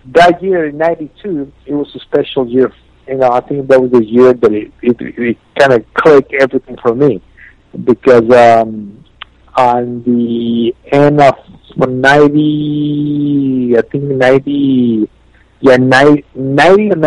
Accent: Mexico; I was from Mexico

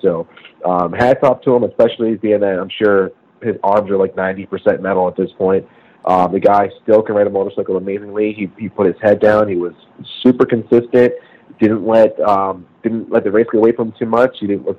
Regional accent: United States; as an American

